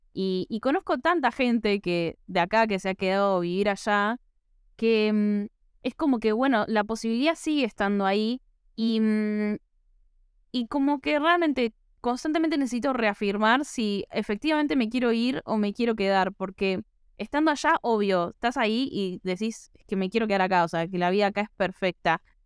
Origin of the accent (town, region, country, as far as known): Argentina